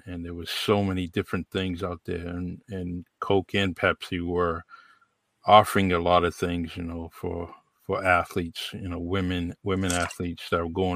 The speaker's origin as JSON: {"language": "English", "region": "Massachusetts", "country": "United States", "tie": "born or raised there", "said": "The one of the big companies in our in my hometown is Titleist. You know, Titleist is here"}